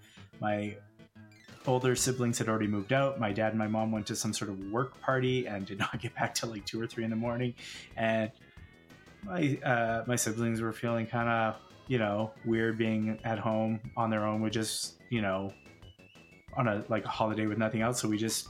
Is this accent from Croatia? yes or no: no; Calgary, Alberta, Canada; We are from Stampede City